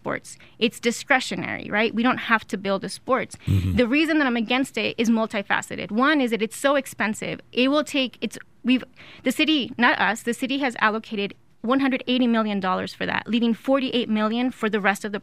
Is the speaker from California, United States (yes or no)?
no; El Paso, Texas, United States; also born or lived in Ciudad Juárez, Mexico; I grew up in El Paso and Juarez